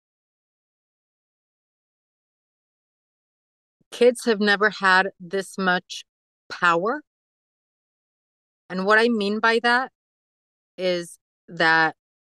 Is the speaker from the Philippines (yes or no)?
no; Mexico; now in United States; we're from Mexico